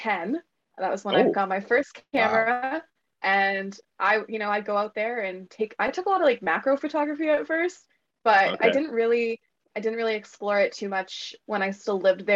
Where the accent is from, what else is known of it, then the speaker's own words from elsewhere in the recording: Belleville, Ontario, Canada; now in Toronto, Canada; I'm actually from Belleville originally, and so I'll go out there, visit my parents